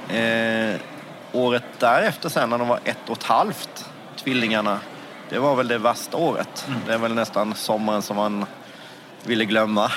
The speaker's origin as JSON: {"language": "Swedish", "town": "Gnosjö", "region": "Jönköping County", "country": "Sweden", "said": "Jag kommer från Gnosjö i Småland"}